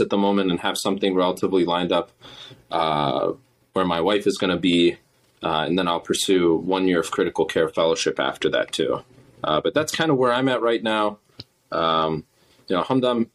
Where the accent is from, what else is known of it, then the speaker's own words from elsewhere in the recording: Midwest, United States; I'm from the Midwest area.